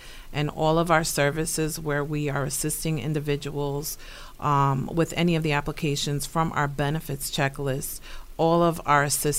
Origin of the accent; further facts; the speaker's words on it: New York City, New York, United States; moved away; I am actually a New Yorker. I was born in New York City.